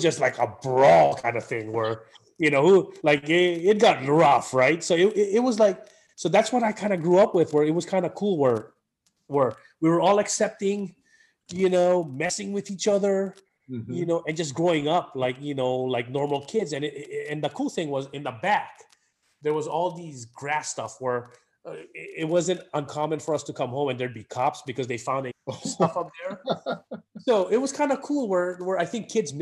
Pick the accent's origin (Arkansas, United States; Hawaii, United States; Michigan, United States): Hawaii, United States; Honolulu; moved away as an adult; I grew up in Red Hill